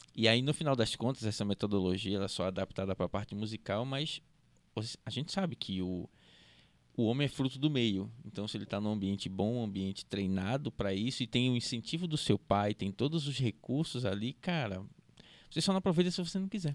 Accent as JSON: {"language": "Portuguese", "region": "Rio Grande do Sul", "country": "Brazil", "tie": "born or raised there", "moved": "as an adult", "lives_now": "Recife, Brazil", "said": "eu sou recifense, todo mundo já sabe. Só que eu, eu cresci 16 anos da minha vida no Rio Grande do Sul"}